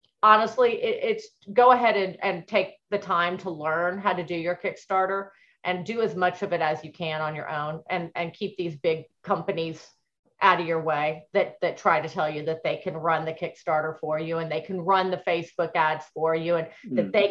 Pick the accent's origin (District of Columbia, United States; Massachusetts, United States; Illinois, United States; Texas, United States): Texas, United States; moved away; I grew up in Texas